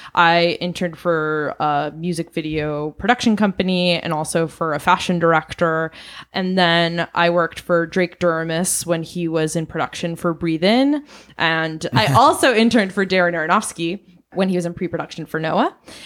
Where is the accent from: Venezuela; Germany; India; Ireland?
Venezuela; also born or lived in Southeast Asia; now in United States; I'm originally from Venezuela, and I grew up in Southeast Asia. I moved to the United States in 2002 and went to a boarding school